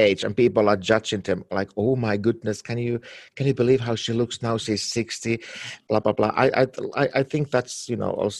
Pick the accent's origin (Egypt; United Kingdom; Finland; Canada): Finland; now in Los Angeles, United States; I'm from Finland and from Scandinavia